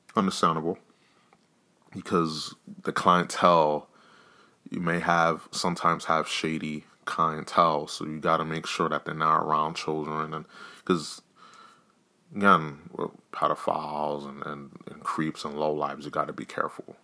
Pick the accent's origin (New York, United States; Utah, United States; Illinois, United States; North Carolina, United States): New York, United States; I'm from New York